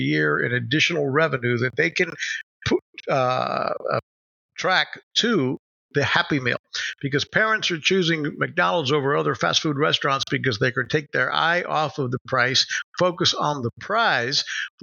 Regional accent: Puerto Rico; moved away; I grew up here in Puerto Rico, but I hadn't been back in years.

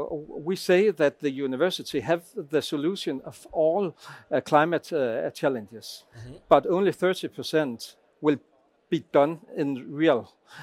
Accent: Lemvig, Central Denmark Region, Denmark; I am from Klimatorum in Lemvig.

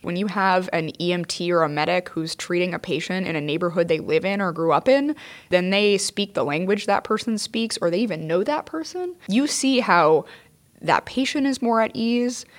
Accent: New York City, New York, United States; a New Yorker and a member of the F D N

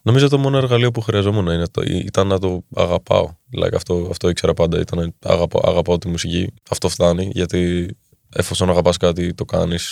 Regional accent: Athens, Attica, Greece; Είμαι από την Ελλάδα. Είμαι μισό Έλληνα, μισό Δανό. Εδώ μεγάλωσα όμω και εδώ γεννήθηκα στην Ελλάδα.

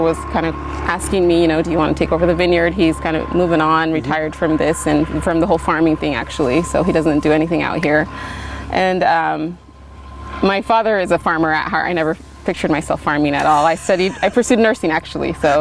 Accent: Gaston, Oregon, United States; now in Dayton, United States; I grew up out in Gaston

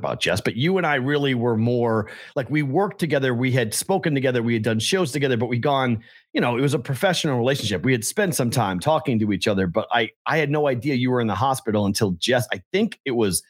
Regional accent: Massachusetts, United States; moved away; my home state

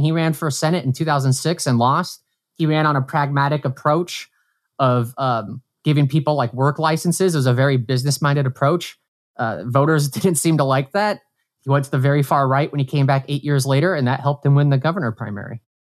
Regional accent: Brainard, Nebraska, United States; now in New York, United States; my hometown, like, Brainerd

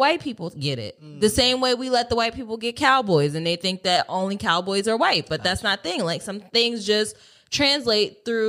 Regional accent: Delaware, United States; So I'm not from the South by, you know, I come here by way of Delaware, and things are a little different there.

